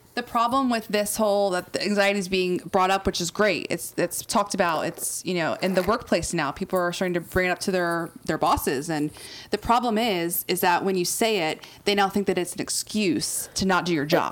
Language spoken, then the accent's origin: English; Outer Banks, North Carolina, United States; moved away as an adult; I grew up on the Outer Banks, which is literally uh, an island